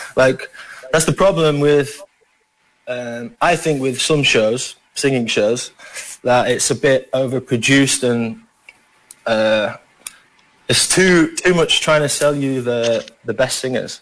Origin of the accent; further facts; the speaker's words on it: Yorkshire and the Humber, United Kingdom; accent: Yorkshire; now in Philippines; I'm from Yorkshire